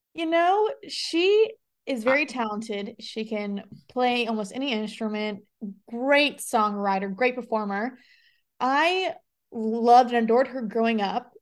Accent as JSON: {"language": "English", "town": "Las Vegas", "region": "Nevada", "country": "United States", "tie": "born or raised there", "moved": "as an adult", "lives_now": "Nashville, United States", "said": "I was born and raised in Las Vegas, and I moved to Nashville about a year ago"}